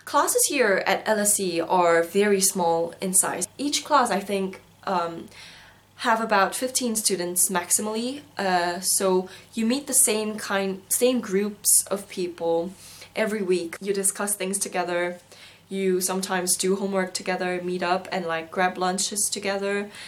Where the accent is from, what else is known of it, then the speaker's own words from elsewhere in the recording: South Korea; also born or lived in Singapore; now in London, United Kingdom; I come from South Korea